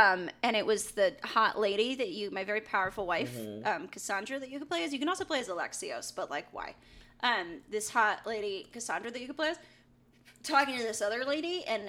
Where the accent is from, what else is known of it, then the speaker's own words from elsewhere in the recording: Greece; I'm just from Greece.